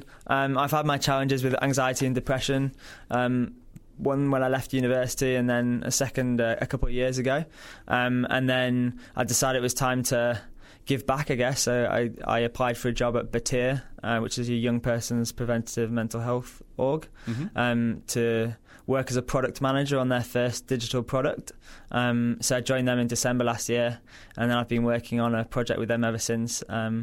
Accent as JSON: {"language": "English", "region": "Yorkshire and the Humber", "country": "United Kingdom", "also_born_or_lived": "London", "lives_now": "Australia", "said": "Originally from Yorkshire in England. So I did my degree in that. I then went to work in London, followed everyone's dreams and hopes of going to the big smoke."}